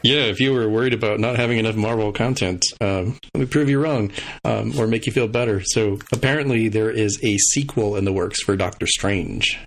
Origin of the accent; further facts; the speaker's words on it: El Paso, Texas, United States; my hometown of El Paso, Texas